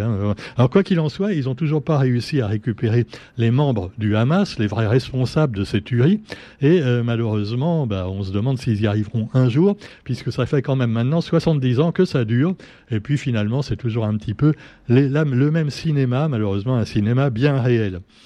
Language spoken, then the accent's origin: French; Paris, Île-de-France, France; moved away; d'origine, je suis parisien